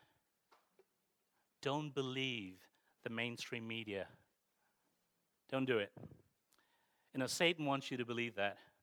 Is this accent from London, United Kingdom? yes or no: yes; Croydon, London, United Kingdom; also born or lived in Streatham / Hounslow / Barnet; I consider myself a true South Londoner because most of my life I grew up in sunny Croydon, believe it or not. From the age of 6, I grew up in sunny Croydon